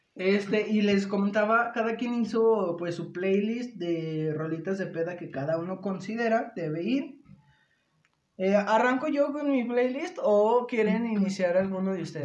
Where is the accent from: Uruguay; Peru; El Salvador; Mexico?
Mexico; como buen mexicano